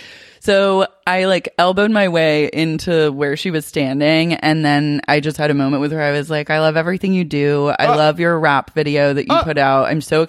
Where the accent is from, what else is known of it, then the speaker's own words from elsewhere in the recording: Portland, Oregon, United States; But I'm sorry, I'm from Portland.